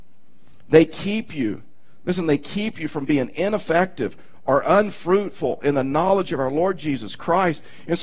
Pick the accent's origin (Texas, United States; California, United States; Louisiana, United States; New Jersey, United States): Texas, United States; I'm from Texas